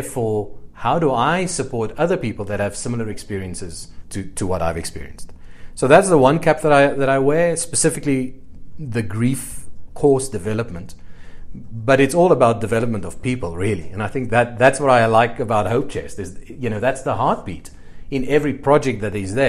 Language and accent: English; Cape Town, Western Cape, South Africa; also born or lived in Katima Mulilo, Namibia; at the age of four, we moved back to Cape Town, where my parents were originally from